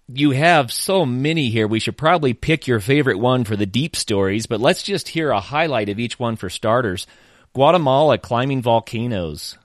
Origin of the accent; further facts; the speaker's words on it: Oklahoma, United States; I am originally from Oklahoma